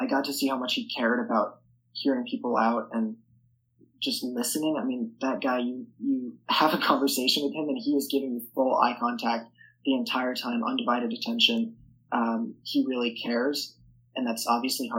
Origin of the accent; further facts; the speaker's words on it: New York City, New York, United States; I am from New York City, so it's a very liberal place. My high school is extremely liberal.